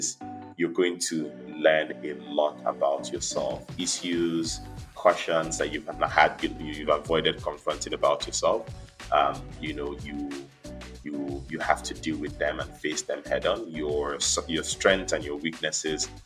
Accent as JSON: {"language": "English", "country": "Nigeria", "tie": "born or raised there", "also_born_or_lived": "Beijing", "said": "I was born and raised in Nigeria."}